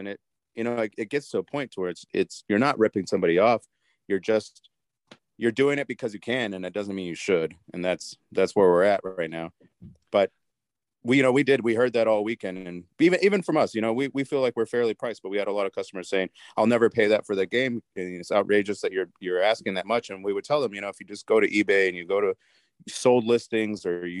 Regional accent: New Mexico, United States; moved away as an adult; I'm originally from New Mexico. So I moved here in 2007.

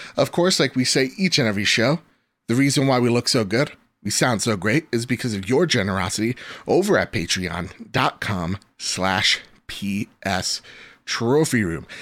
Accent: New Jersey, United States; I'm from Jersey.

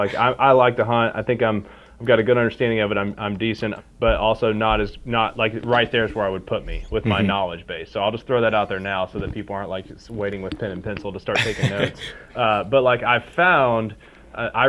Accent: Harlan County, southeastern Kentucky, United States; moved away as an adult; also born or lived in Bell County, Kentucky / Lexington, Kentucky; now in Louisville, United States; I was born in Harlan County, grew up in Bell County and Harlan County both

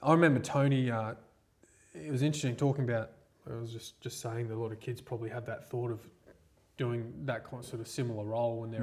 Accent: Sunshine Coast, Queensland, Australia; also born or lived in Gladstone, Queensland / Mossman, Queensland; So a Sunshine Coast mainly, right from the end of primary school and then high school

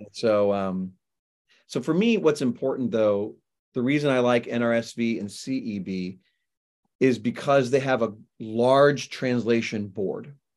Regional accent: Florida, United States; also born or lived in Lubbock, Texas; I'm a Floridian. I've lived in Florida for forty-five years, but, um, I was born in Texas

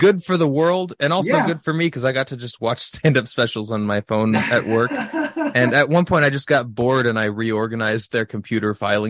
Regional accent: California, United States; I was going to college in Minnesota. I was originally from California.

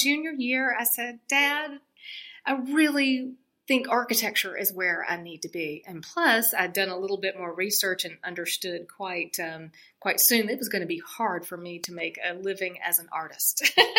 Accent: South Carolina, United States; now in North Carolina, United States; as a young girl growing up in South Carolina

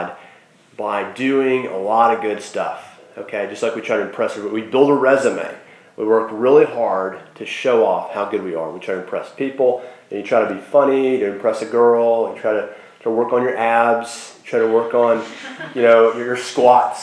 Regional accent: Sherwood, Arkansas, United States; I grew up in Sherwood, Arkansas

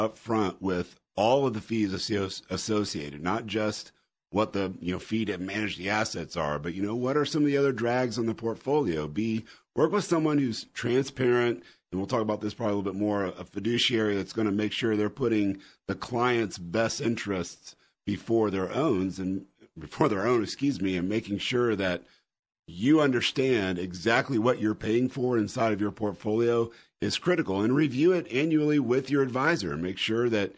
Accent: Indiana, United States; I'm from Indiana, grew up around racing all my life, Indy 500

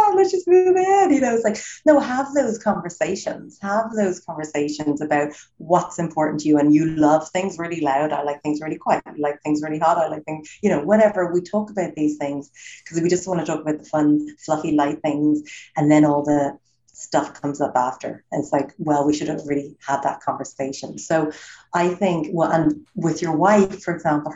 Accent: Ireland; moved away as an adult; also born or lived in United States / Los Angeles; I'm born and raised in Ireland, live in America for 20 years, but I'm back in Ireland now 5 years.

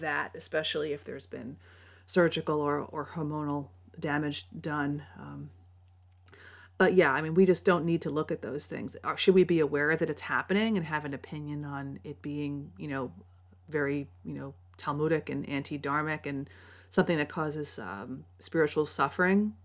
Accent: New York, United States; I grew up in New York

